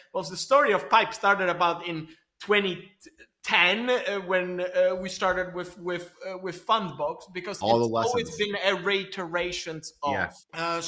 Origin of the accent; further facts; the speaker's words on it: Belgium; English is a second language; also born or lived in Poland / Israel; I'm originally, so you can probably sense it from the accent, I'm Polish, but I grew up in Belgium and in Israel.